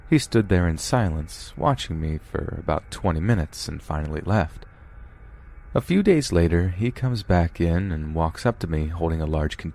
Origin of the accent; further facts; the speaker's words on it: Texas, United States; moved away as an adult; now in New York, United States; I was born and raised in Texas, but had to move to New York when I was 21.